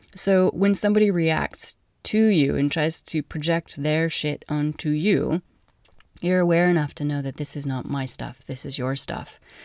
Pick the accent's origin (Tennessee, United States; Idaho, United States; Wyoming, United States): Wyoming, United States; I'm from Wyoming